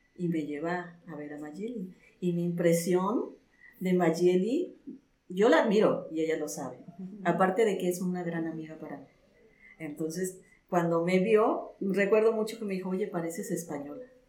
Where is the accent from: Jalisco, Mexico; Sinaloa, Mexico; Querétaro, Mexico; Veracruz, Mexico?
Veracruz, Mexico; Alto Lucero; moved away as an adult; also born or lived in Mexico City; yo me fui de mi pueblo a estudiar a la Ciudad de México